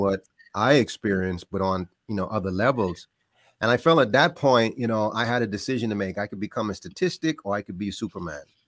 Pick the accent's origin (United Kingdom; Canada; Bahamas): Bahamas; moved away; I grew up in the Bahamas